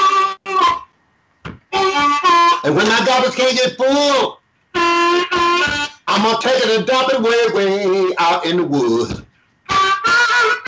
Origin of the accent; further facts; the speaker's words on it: Homer, Louisiana, United States; moved away; also born or lived in Pine Bluff, Arkansas / Chicago; in a little place called Homer, Hainesville, Louisiana.